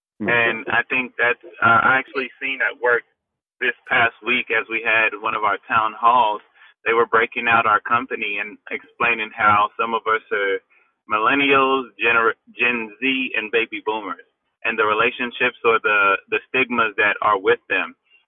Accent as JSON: {"language": "English", "town": "Houston", "region": "Texas", "country": "United States", "tie": "born or raised there", "said": "me growing up in Houston."}